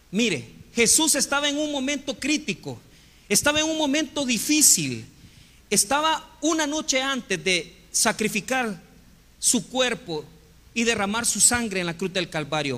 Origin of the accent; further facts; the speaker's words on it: Santa Tecla, La Libertad, El Salvador; Yo me crié en la iglesia católica y estudié en el colegio Champañat en Santa Tecla.